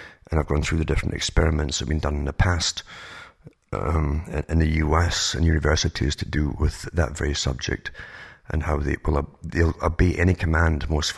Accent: United Kingdom; now in Canada; I used to be amazed because I came from Britain, for instance, to Canada and went through the States as well.

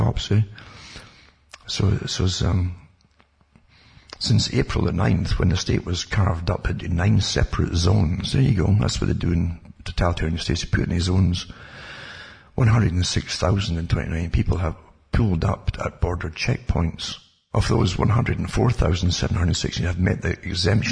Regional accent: United Kingdom; moved away; I was brought up in austerity in Britain

